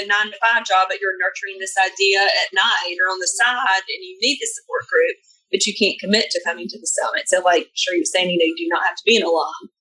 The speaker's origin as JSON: {"language": "English", "region": "the South", "country": "United States", "said": "we just are really big fans of the South being Southerners"}